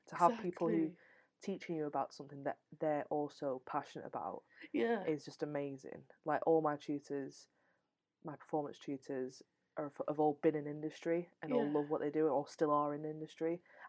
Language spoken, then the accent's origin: English; the north of England, United Kingdom; accent: Northern; I have to assert my Northernness.